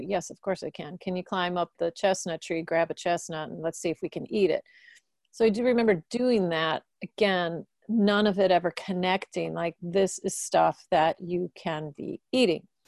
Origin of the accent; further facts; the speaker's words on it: Milwaukee, Wisconsin, United States; I grew up in Milwaukee.